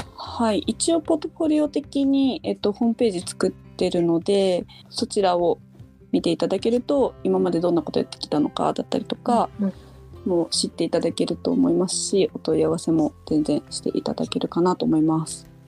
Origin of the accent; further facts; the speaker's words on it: Shiojiri, Nagano, Japan; moved away as an adult; also born or lived in Tokyo; 私はですね長野県の塩尻市出身で、えー、高校卒業後東京に行き最近までずっと東京で